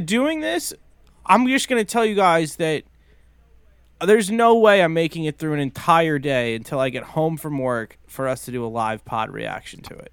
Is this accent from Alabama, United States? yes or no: no; Silver Spring, Maryland, United States; my hometown of Silver Spring